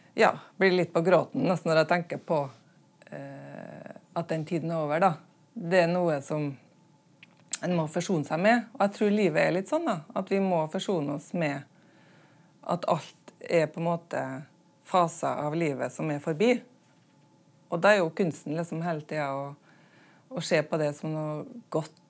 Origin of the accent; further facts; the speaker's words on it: Smøla, Møre og Romsdal, Norway; øya der jeg kommer fra, Smøla